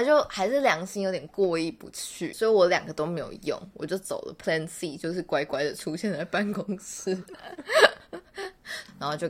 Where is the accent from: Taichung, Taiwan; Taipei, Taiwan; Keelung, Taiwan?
Taichung, Taiwan; 以及我本人，我是台中人，谢谢。